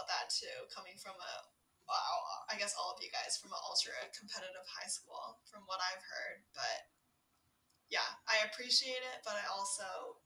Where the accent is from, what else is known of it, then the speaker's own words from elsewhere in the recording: Vancouver, British Columbia, Canada; also born or lived in Nanning, China; I was born and raised in Vancouver, and then I went back to attend elementary school in China, and I stayed there until like start of grade four when I went back to Vancouver.